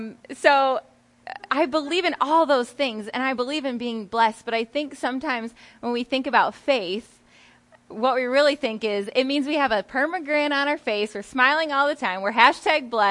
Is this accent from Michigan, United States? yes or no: yes; Howard City, Michigan, United States; now in Grand Rapids, United States; I live in Grand Rapids, Michigan right now, but I am from Howard City in like Newaygo area